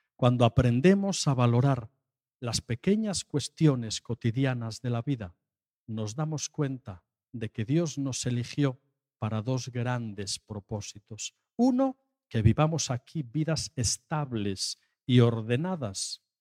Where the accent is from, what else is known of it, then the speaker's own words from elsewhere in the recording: Asturias, Spain; yo soy de Asturias